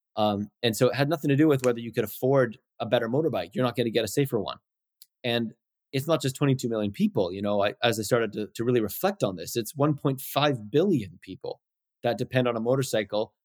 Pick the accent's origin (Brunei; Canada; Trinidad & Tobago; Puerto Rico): Canada; North Vancouver, British Columbia; also born or lived in Winnipeg, Manitoba / Chilliwack; Chilliwack and then Vancouver, North Vancouver, basically, since I was three.